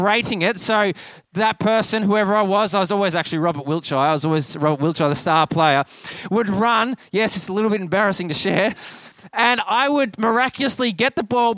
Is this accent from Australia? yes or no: yes; Kyabram, Victoria, Australia; I grew up here in Victoria, actually just down the road in Kyabram, and I grew up with Aussie rules